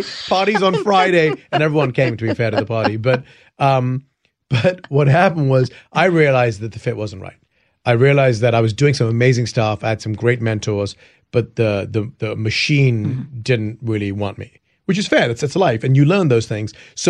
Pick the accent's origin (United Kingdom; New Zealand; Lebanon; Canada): United Kingdom; England; now in United States; I came from England, where hip-hop was not as big back in the day.